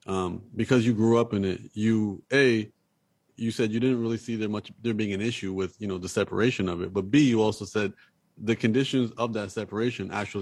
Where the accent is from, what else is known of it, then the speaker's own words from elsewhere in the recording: Canada; moved away as an adult; now in Los Angeles, United States; I'm Canadian, so I just moved to LA four months ago. So, you know, I'm also an immigrant in this country